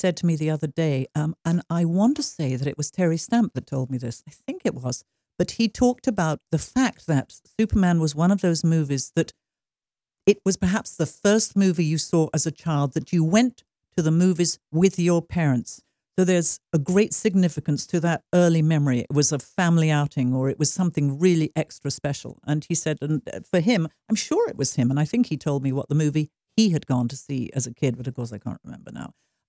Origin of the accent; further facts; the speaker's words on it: England, United Kingdom; You have to remember that in England, I was brought up on Saturday morning cinema, but it was The Lone Ranger, and it was stuff like that.